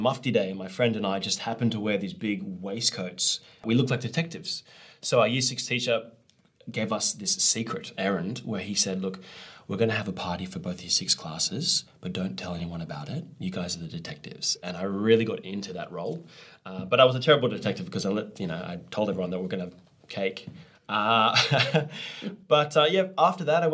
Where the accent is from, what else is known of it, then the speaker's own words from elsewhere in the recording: Australia; I'm from Australia